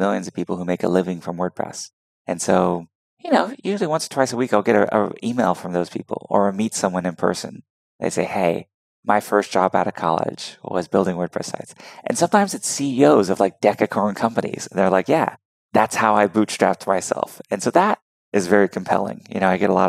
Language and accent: English; Houston, Texas, United States; I'm from Texas, so people think I'm a country bumpkin, but I really grew up in the cities, and Houston is a huge, thriving metropolis